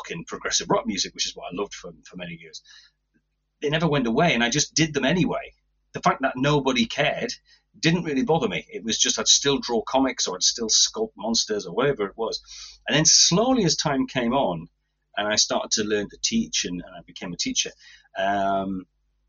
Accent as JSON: {"language": "English", "area": "Tynedale", "region": "North East England", "country": "United Kingdom", "tie": "born or raised there", "said": "I was brought up in Tynedale, and I never left Tynedale."}